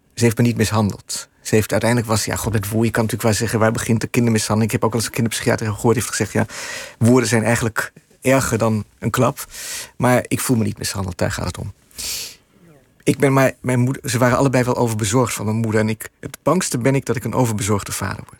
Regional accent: Netherlands; moved away as an adult; now in New York, United States; ik ben een Nederlander met een card

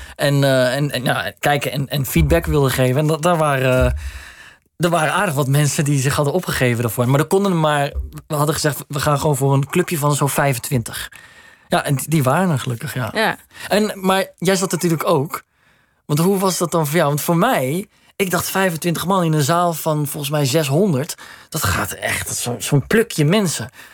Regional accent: Netherlands; we zijn gewoon Nederlanders

